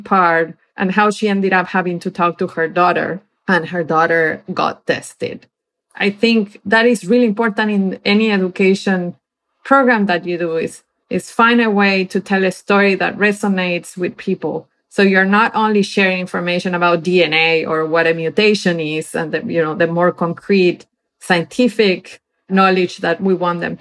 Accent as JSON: {"language": "English", "country": "Argentina", "moved": "yes", "said": "I'm originally from Argentina"}